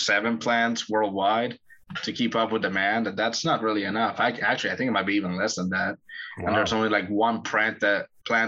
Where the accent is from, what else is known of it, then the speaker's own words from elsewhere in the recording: Medellín, Antioquia, Colombia; Medellin, especially, the city where I come from